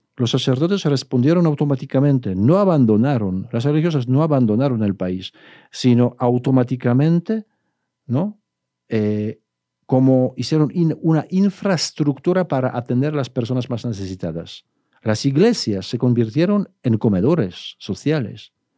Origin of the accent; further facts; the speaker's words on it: Poland; now in Guadalajara, Mexico; yo, como polaco